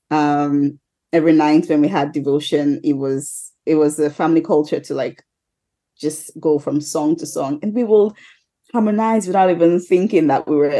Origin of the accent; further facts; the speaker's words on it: Nigeria; I'm a Nigerian